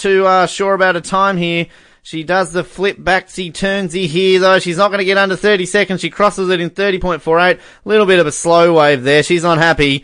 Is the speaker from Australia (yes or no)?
yes; Australia; we're Australian